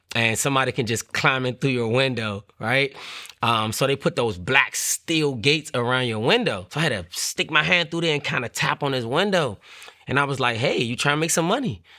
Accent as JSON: {"language": "English", "town": "Washington", "region": "District of Columbia", "country": "United States", "tie": "born or raised there", "said": "growing up in Washington, D C, the neighborhood, it was called Paradise"}